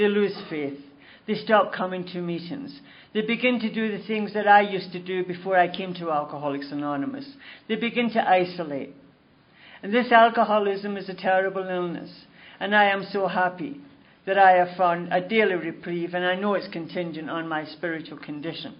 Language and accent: English; Glasgow, Scotland, United Kingdom; now in Toronto, Canada; I was born in Glasgow, Scotland, and I was born into a really nice Catholic family